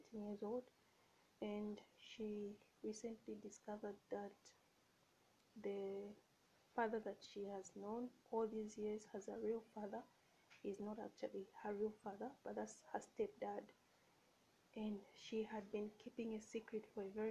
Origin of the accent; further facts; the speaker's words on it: Zambia; I'm from Zambia.